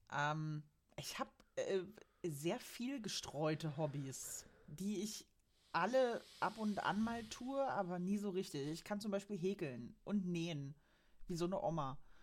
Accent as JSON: {"language": "German", "region": "Berlin", "country": "Germany", "moved": "yes", "lives_now": "Saxony-Anhalt, Germany", "said": "Ich komme nämlich eigentlich aus Berlin"}